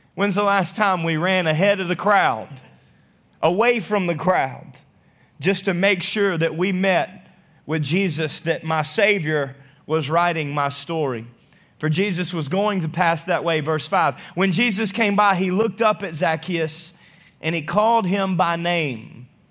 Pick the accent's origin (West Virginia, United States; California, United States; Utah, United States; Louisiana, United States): Louisiana, United States; North; moved away; also born or lived in Arkansas; I'm still from North Louisiana.